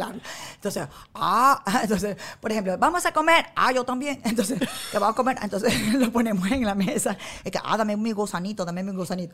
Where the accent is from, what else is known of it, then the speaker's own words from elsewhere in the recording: Venezuela; moved away as an adult; now in United States; crecimos nosotros en Venezuela